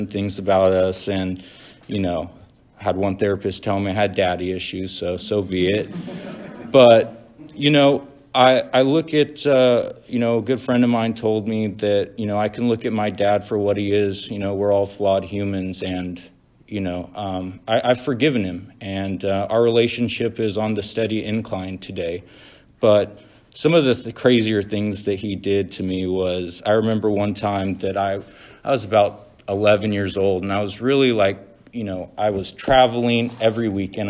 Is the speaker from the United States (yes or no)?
yes; Central Valley, between Fresno and Bakersfield, California, United States; I'm from the Central Valley